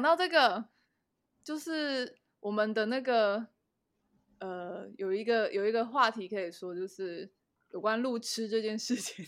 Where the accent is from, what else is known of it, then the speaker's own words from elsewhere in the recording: Taiwan; 一听到我是台湾人啊，会疯狂地跟我说谢谢